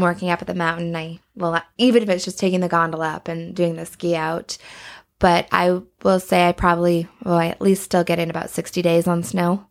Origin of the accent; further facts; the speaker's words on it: Banff, Alberta, Canada; growing up in Banff